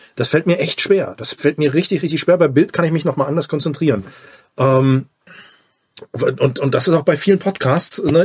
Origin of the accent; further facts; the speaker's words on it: near Dresden, Saxony, Germany; now in Bochum, Germany; Ich komme ja aus der Nähe von Dresden